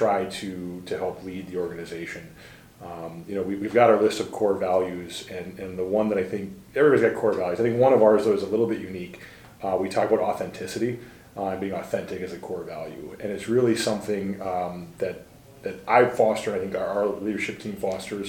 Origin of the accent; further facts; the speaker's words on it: New Hope, Minnesota, United States; I grew up right in the Twin Cities in New Hope, Minnesota, Minnesota kid, born and raised